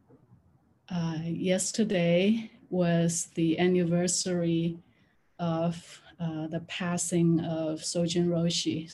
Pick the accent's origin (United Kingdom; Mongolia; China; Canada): China; now in San Francisco, United States; I'm from China.